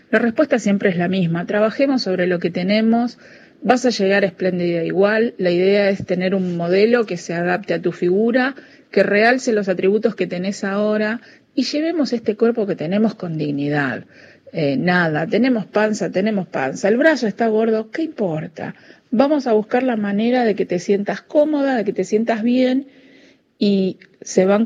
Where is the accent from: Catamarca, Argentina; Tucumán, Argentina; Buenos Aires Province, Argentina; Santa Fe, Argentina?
Buenos Aires Province, Argentina; Avellaneda; soy de Avellaneda.